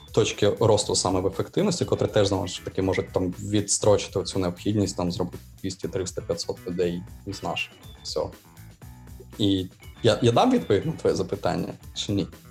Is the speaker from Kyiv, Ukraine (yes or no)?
yes; Kyiv, Ukraine; ми кияни, ми залишаємось в Києві